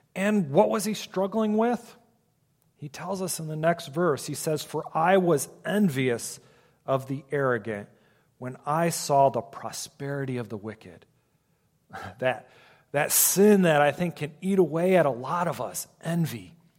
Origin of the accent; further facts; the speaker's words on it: Ohio, United States; now in Michigan, United States; I grew up in Ohio, so I am an Ohio State fan